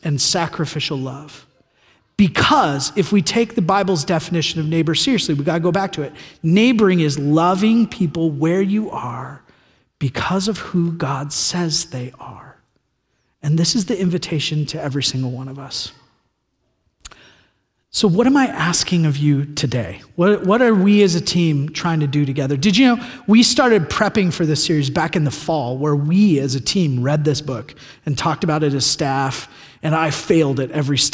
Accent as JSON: {"language": "English", "region": "California", "country": "United States", "moved": "yes", "said": "I'm from California"}